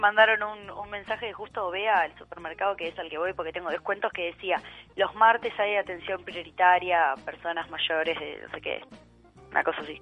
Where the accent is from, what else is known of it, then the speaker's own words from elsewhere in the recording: Uruguay; now in Argentina; tengo residencia en la Argentina, pero soy uruguaya también